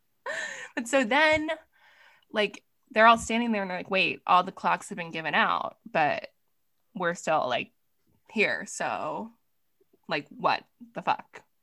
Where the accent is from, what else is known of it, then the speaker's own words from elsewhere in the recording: East Coast, United States; I'm from the East Coast